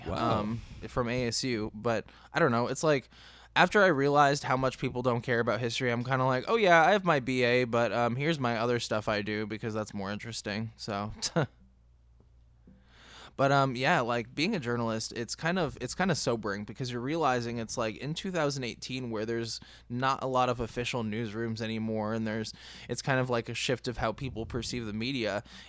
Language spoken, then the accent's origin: English; East Coast, United States; I'm from the East Coast